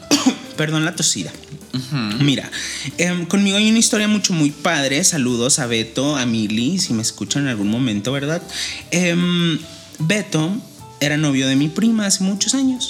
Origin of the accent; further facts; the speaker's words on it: Chihuahua, Mexico; moved away; voy a estar como corresponsal en, en Chihuahua